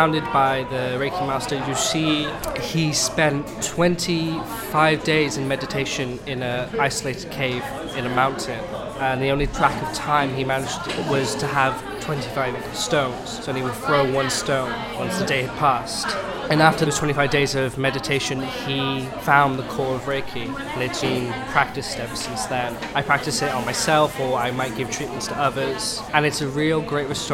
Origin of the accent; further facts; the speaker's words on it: Cardiff, Wales, United Kingdom; now in London, United Kingdom; I was born in Cardiff in Wales